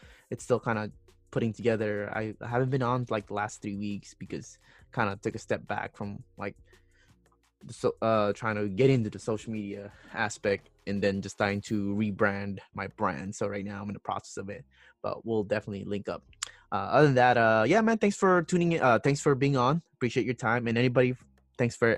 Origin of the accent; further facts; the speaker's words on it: Philippines; first language Tagalog; English is a second language; moved away; I was born in Philippines and my firstborn language was Tagalog